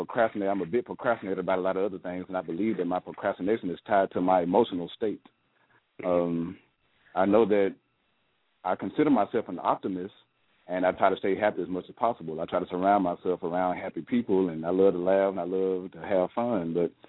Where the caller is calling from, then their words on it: Northport, Alabama, United States; I'm calling from Northport, Alabama.